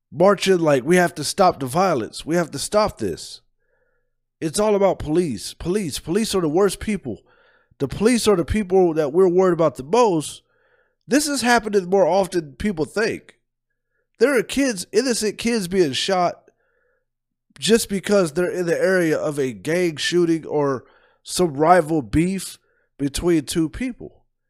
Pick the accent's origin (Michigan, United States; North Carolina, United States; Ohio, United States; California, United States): Ohio, United States; Columbus; I'm from Columbus